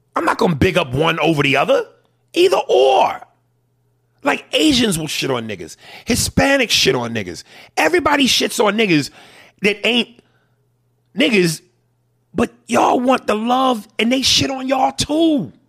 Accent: United States; I'm American

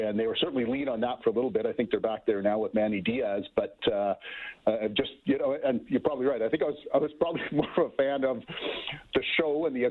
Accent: Ontario, Canada; I grew up in Ontario

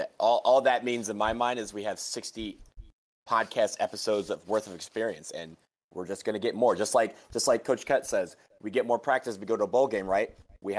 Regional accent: Detroit, Michigan, United States; I grew up in Detroit.

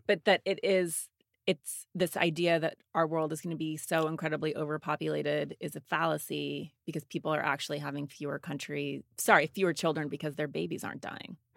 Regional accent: Montana, United States; I grew up in Montana

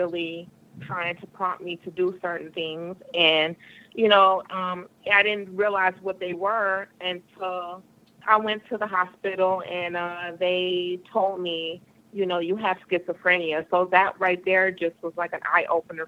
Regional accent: Michigan, United States; I'm from Michigan.

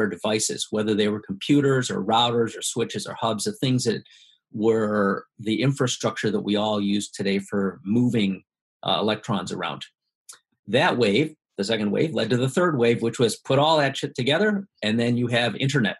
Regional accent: Midwest, United States; moved away as an adult; also born or lived in Silicon Valley; my parents are from Taiwan. I grew up in the Midwest mostly

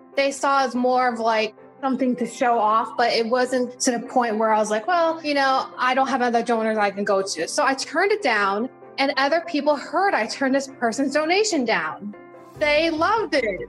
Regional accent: Jersey Shore, New Jersey, United States; moved away; I grew up in the Jersey Shore area

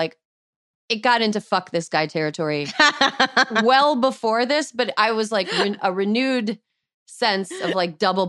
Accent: St. Croix Falls, Wisconsin, United States; I, like, reverted to my childhood accent. {S0} What? {S1} I was like, oh, you know, we're just gonna get up. My family's up in, up by St. Croix, you know, St. Croix Falls up in Wisconsin

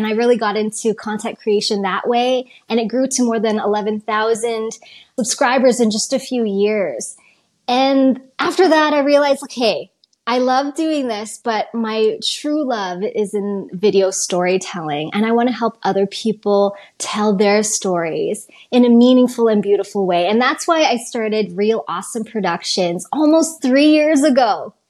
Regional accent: Calgary, Alberta, Canada; where I grew up in Calgary.

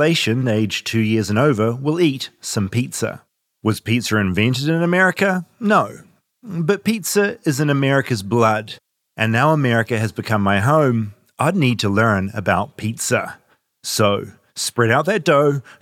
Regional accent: New Zealand; moved away as an adult; now in United States; Growing up in New Zealand, there were a few experiences I remember as a kid

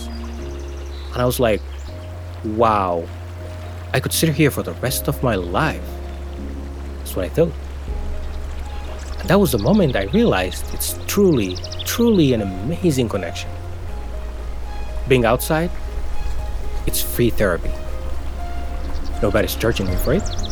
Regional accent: Somalia; moved away as an adult; now in Maine, United States; I still say I'm from Somalia

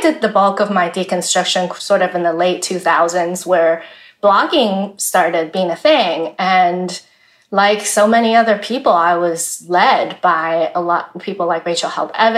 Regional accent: Taiwan; moved away as an adult; also born or lived in Wheaton College, Illinois; And I was born in Taiwan, born and raised in Taiwan

